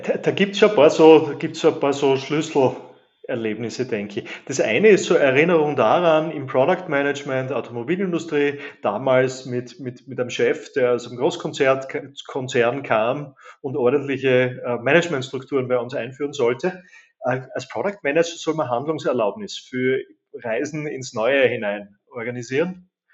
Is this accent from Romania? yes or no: no; Graz, Styria, Austria; Geburts- und Wahlheimat Graz, Österreich